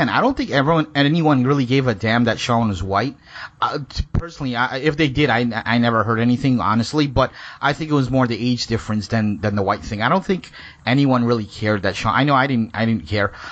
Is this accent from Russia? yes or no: no; Guyana; when you're growing up in Guyana, 60s, 70s, 80s, you grew up to like okay, you're, you're, we're not really supposed to get, like, Indians are not supposed to get along with blacks